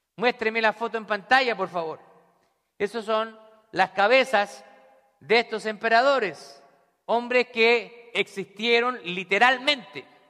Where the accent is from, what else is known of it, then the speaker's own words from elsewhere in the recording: Santiago, Santiago Metropolitan Region, Chile; also born or lived in Scranton, Pennsylvania; now in Pennsylvania, United States; yo nací en Santiago de Chile